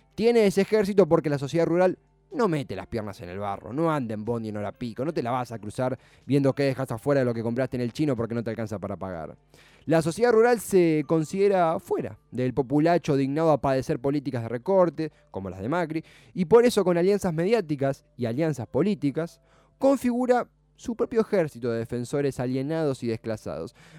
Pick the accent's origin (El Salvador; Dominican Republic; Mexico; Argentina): Argentina; nuestro país